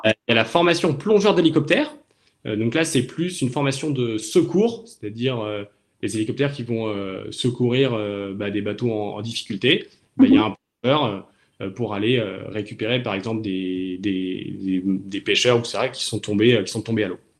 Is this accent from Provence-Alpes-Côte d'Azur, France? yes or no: yes; Toulon, Provence-Alpes-Côte d'Azur, France; moved away as an adult; now in Cherbourg, France; J'ai grandi à Toulon, dans le sud de la France.